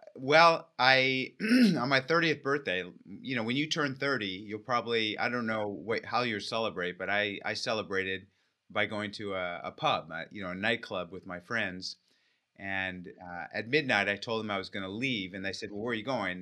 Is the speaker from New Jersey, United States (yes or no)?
no; California, United States; I grew up in California